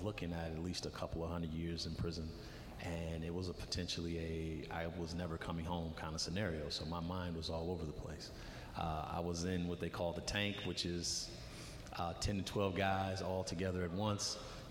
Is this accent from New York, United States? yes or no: no; Racine, Wisconsin, United States; me growing up in Racine